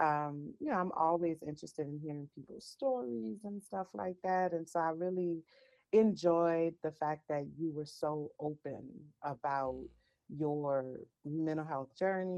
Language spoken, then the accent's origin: English; New Orleans, Louisiana, United States; I am from New Orleans, Louisiana, born and raised.